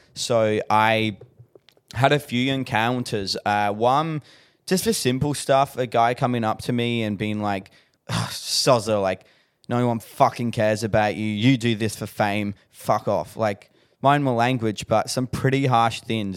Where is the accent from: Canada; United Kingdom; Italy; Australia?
Australia; Adelaide, South Australia; moved away; I'm originally from Adelaide